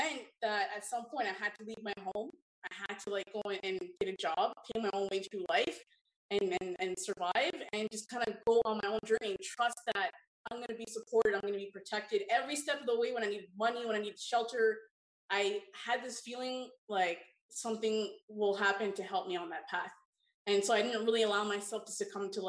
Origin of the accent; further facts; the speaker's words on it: Toronto, Ontario, Canada; I grew up in Toronto, Ontario.